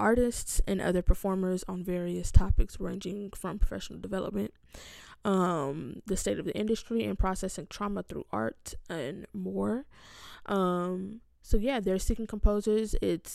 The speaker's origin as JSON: {"language": "English", "region": "California", "country": "United States", "moved": "yes", "lives_now": "Rochester, United States", "said": "I'm from California"}